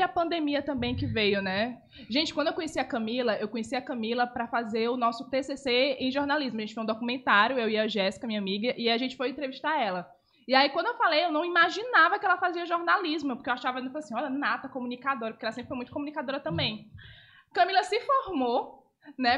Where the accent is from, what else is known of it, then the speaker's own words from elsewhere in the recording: Parnaíba, Piauí, Brazil; also born or lived in Manaus; eu nasci em Manaus, mas eu me considero parnaibana